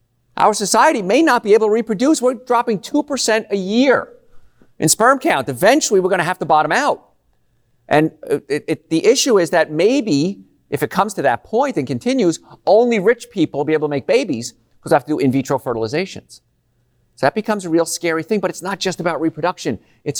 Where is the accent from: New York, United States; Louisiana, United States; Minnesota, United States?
Louisiana, United States; But we grew up in Cancer Alley because the cancer rates are just outrageously high.